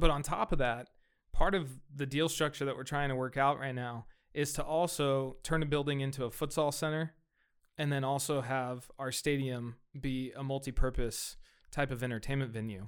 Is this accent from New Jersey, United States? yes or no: no; Fresno, California, United States; I grew up here, right? I, I grew up in Southeast Fresno